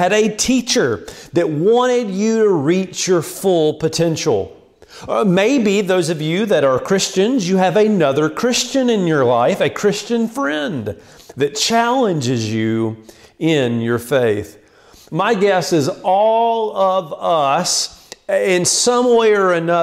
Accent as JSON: {"language": "English", "area": "Land Between the Lakes area", "region": "Tennessee", "country": "United States", "tie": "born or raised there", "said": "I grew up in the Land Between the Lakes area in Tennessee"}